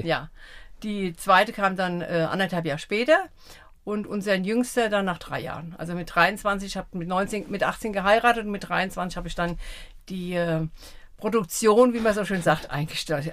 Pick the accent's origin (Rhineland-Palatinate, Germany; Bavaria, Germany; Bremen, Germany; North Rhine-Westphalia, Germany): Rhineland-Palatinate, Germany; Eckelsheim; also born or lived in Offenheim; now in Sprendlingen, Germany; 64 sind wir von Offenheim nach Eckelsheim gezogen. Da habe ich meine Kindheit verbracht.